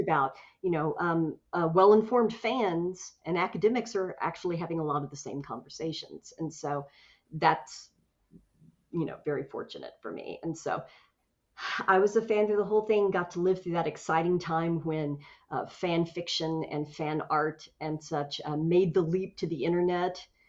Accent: Tulsa, Oklahoma, United States; my hometown of Tulsa, Oklahoma

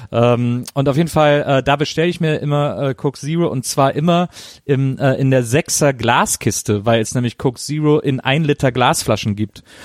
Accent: Rhineland, Germany; born or raised there

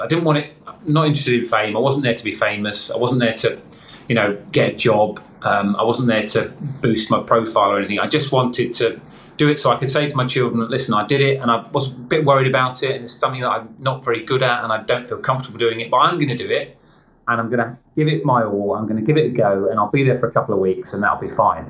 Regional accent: Crawley, South East England, United Kingdom; There was a local bookshop in my hometown of Crawley

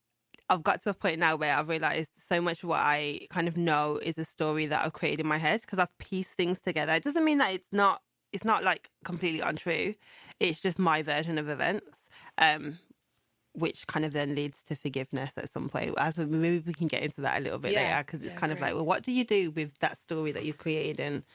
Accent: Birmingham, West Midlands, United Kingdom; So, yeah, I was born in Birmingham in 1986.

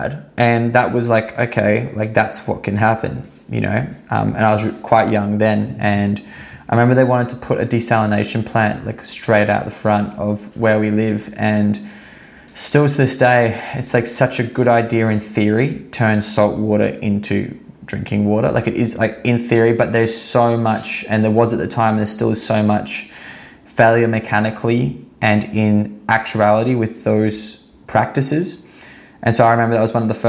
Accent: Sunshine Coast, Queensland, Australia; I grew up on the Sunshine Coast in Queensland.

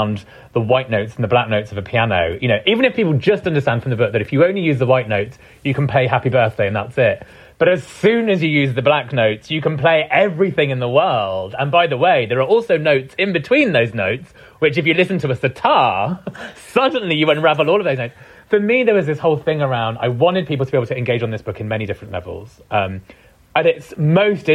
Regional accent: United Kingdom; first language Punjabi; also born or lived in East London; I was born here

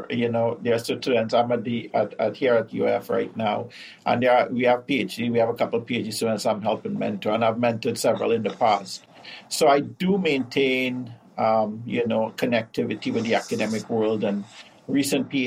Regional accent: Trinidad & Tobago; now in North America; In the South Caribbean, Trinidad and Tobago

